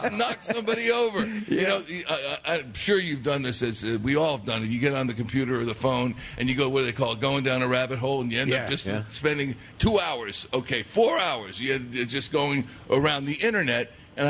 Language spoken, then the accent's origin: English; Dallas, Texas, United States; Hey, yeah, that's right. I'm from Dallas.